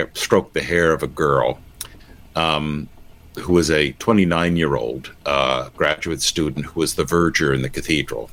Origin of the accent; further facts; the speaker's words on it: United States; also born or lived in Oxford; as an American, I was a foreigner, and a real foreigner